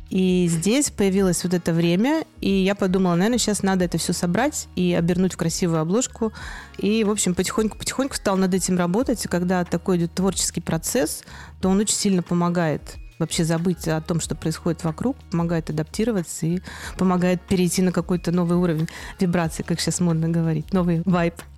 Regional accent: Akademgorodok, Novosibirsk Oblast, Russia; also born or lived in Moscow; now in Novi Sad, Serbia; я вообще родилась в небольшом маленьком городке Академгородок

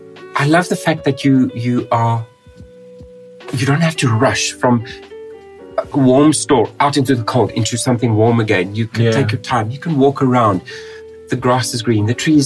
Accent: South Africa; now in Russia; I'm South African

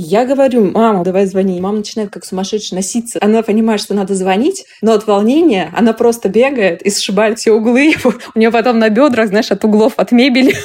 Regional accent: Yekaterinburg, Sverdlovsk Oblast, Russia; moved away; Я полетела в Екатеринбург, а это мой родной город, и там живут мои родители

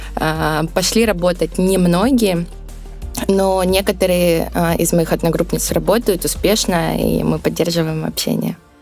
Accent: Volgodonsk, Rostov Oblast, Russia; Родилась я в городе Волгодонске, Ростовской области. А, я горжусь тем, что я из Ростовской области.

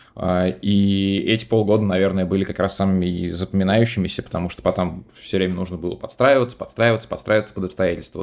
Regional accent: Moscow, Russia; в детстве еще в Москве

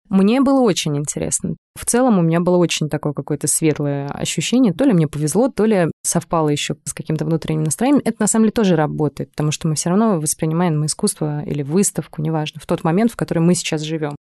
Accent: Moscow, Russia; Мы обе родились и выросли в Москве

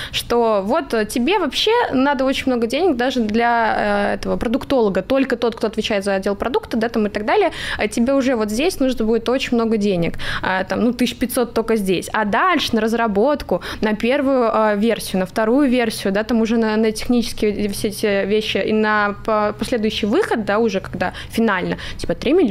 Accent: Crimea, Ukraine; Я просто из Крыма, я не знала, что еще придумать

